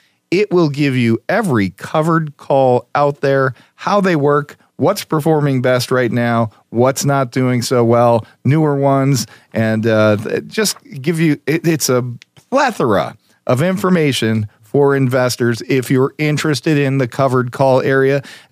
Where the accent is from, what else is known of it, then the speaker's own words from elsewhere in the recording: Scranton, Pennsylvania, United States; Scranton, PA, my hometown